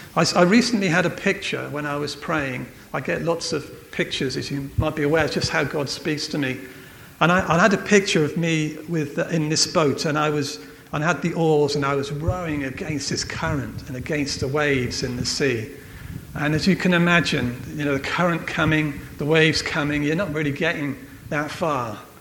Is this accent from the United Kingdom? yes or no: yes; Wales, United Kingdom; I'm from Wales